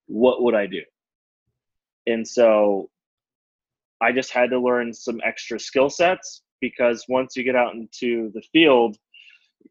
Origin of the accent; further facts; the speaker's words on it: Cleveland, Ohio, United States; also born or lived in Denver; now in Chicago, United States; I grew up in Cleveland